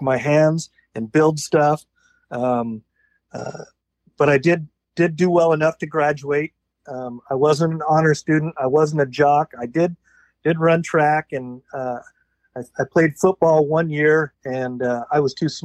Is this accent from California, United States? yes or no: yes; San Diego, California, United States; also born or lived in Bremerton, Washington; I was born in San Diego, California. And except for maybe 2 or 3 years, I've always been here in Southern California, in the San Diego area.